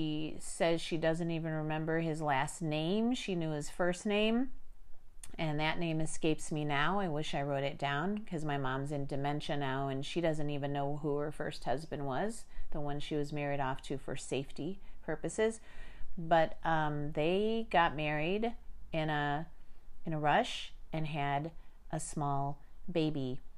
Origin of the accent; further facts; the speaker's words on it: Chicago, Illinois, United States; born there; before I was born in Chicago, Illinois, I had no clue that I was going to be born into a world where I learned that both sets of my grandparents survived the Armenian Genocide